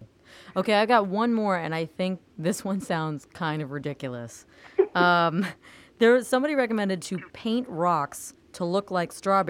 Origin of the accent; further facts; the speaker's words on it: Florida, United States; now in New York, United States; I'm from Florida